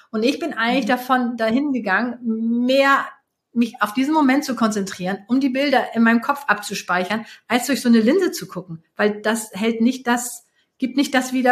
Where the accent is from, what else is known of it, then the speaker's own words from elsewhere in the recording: Hamburg, Germany; also born or lived in Switzerland / Bavaria; Also ich komme ja nun aus Hamburg und ich liebe die Berge. Ich habe äh, lange Zeit in der Schweiz gelebt, davor in Bayern.